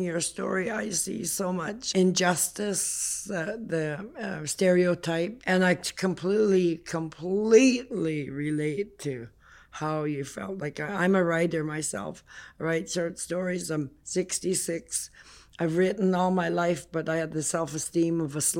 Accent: Sandspit, British Columbia, Canada; I was born up in Haida Gwaii

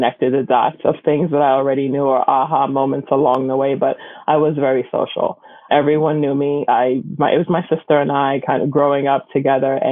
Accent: New York City, New York, United States; I grew up in Bushwick, Brooklyn, and my family is from the Caribbean

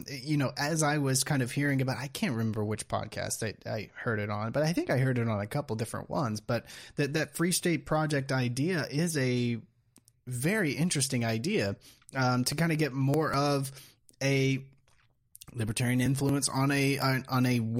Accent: Jacksonville, Florida, United States; I'm from Jacksonville. Right. I've, I've, lived in Florida most of my life.

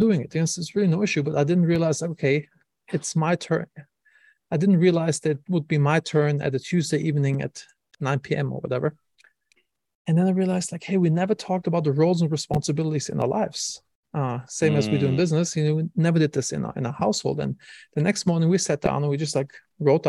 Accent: Wiesbaden, Hesse, Germany; moved away; I'm from Germany originally.

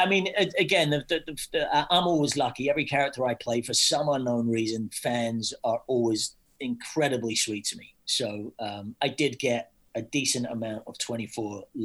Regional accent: Scotland, United Kingdom; I'm Scottish

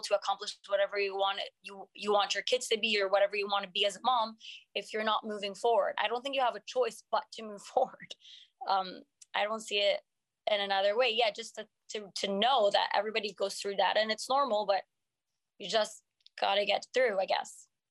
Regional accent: Montreal, Quebec, Canada; first language French; English is a second language; moved away as an adult; also born or lived in Morocco (family); now in United States; I'm from here, from Montreal, but my first language is French

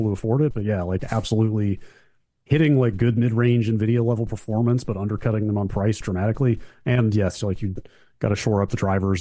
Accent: the South, United States; I'm from the South where pies are taken very seriously

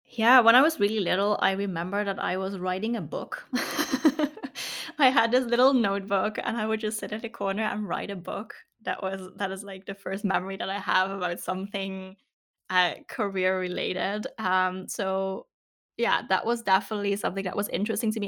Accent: south of the Netherlands, Netherlands; I grew up in the south of the Netherlands

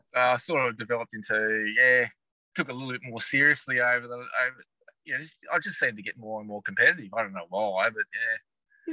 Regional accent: Launceston, Tasmania, Australia; also born or lived in West Coast, Tasmania; I grew up in Launceston, so originally yeah. from Launceston, and um, went to school here in Launceston as well

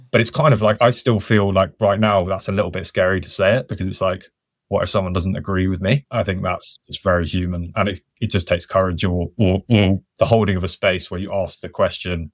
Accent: Wiltshire, South West England, United Kingdom; I grew up on the Chalk Downlands in, in Wiltshire

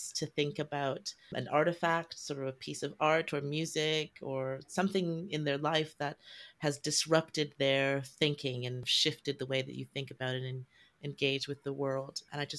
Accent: Canada; I don't think I've ever met a figure skater before, even though I grew up in Canada.

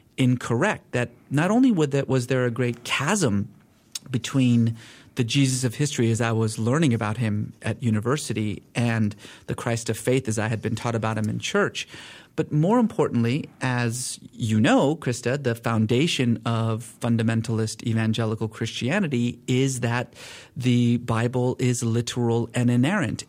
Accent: Iran; I was born in Iran.

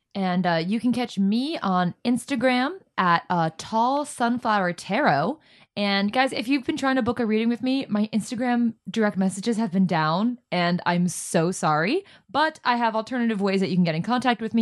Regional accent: Florida, United States; I'm from Florida.

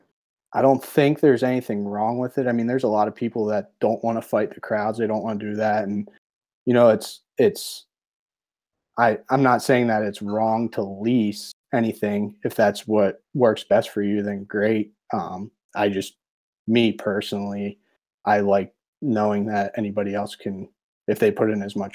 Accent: Pennsylvania, United States; moved away; I grew up back in Pennsylvania

